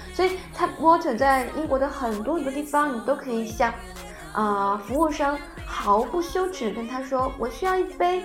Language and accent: Chinese; southern China, China; moved away as an adult; now in United Kingdom; 作为南方人就觉得第一个水特别不好喝